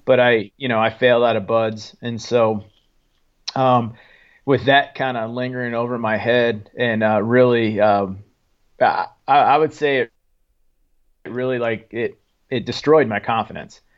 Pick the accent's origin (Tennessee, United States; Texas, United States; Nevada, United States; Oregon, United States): Oregon, United States; Lowell; moved away as an adult; also born or lived in Fall River Mills, California; I was born in, uh, Fall River Mills, California, but I was raised in Oregon. So a little, uh, little logging town, uh, called Lowell, Oregon